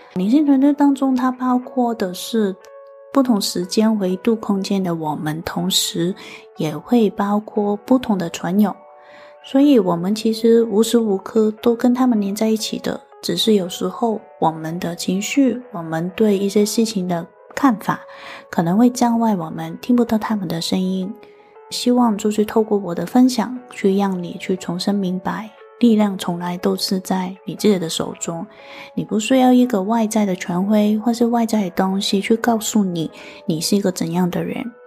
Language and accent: Chinese; Hong Kong; 我是来自香港的